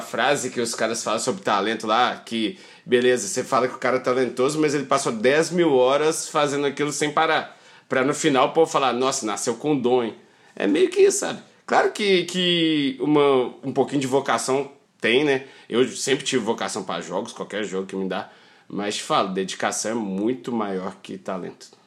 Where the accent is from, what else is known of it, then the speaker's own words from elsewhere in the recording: Belo Horizonte, Minas Gerais, Brazil; also born or lived in Felixlândia; Sou de Belo Horizonte, beleza, mas eu fui criado assim, ia é sempre para Felizlândia, meu pai é de Felizlândia.